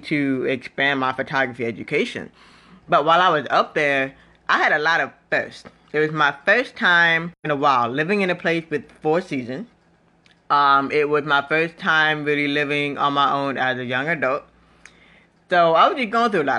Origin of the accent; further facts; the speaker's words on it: Florida, United States; moved away as an adult; also born or lived in Fort Lauderdale, Florida / Washington D.C. / Nashville area, Tennessee; now in Nashville, United States; I was born in Florida. I pretty much grew up in Florida.